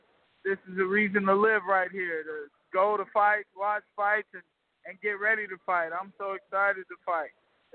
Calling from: St. Petersburg, Florida, United States; Oh, man, I'm in St. Pete, Florida at the Coliseum watching my boy Miguel Cruz do work.

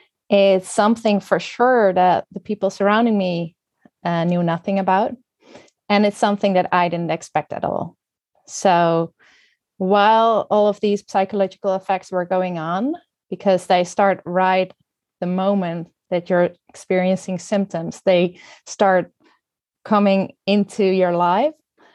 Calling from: Netherlands; I'm joining you from the Netherlands.

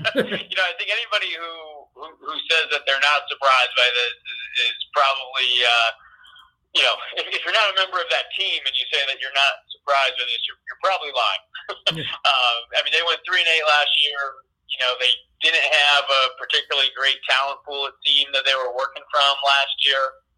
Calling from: Albany, New York, United States; I want to point out I am calling in from Albany

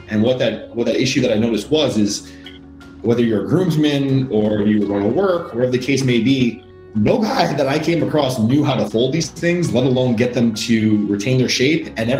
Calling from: Queens, New York, United States; Coming live from Queens, New York.

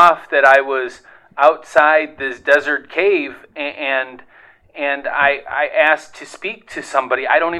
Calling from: Ohio, United States; I'm from Ohio.

